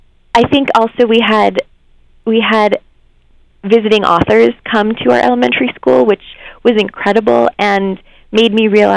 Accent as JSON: {"language": "English", "region": "New York", "country": "United States", "tie": "born or raised there", "said": "I grew up just outside of New York City"}